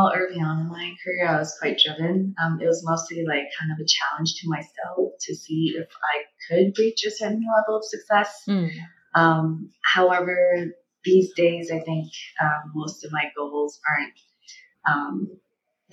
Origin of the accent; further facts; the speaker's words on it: China; moved away; being born and growing up in China during the one-child policy